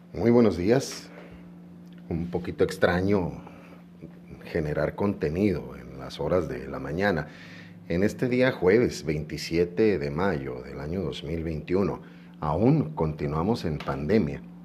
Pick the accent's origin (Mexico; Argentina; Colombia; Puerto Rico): Mexico; nosotros como mexicanos